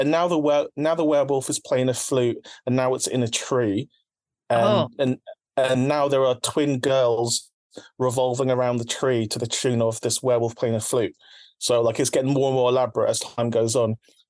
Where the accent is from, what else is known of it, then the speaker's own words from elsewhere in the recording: Philippines; my first taste of horror, like being Filipino, is like from Filipino people telling me about monsters and about like spooky things.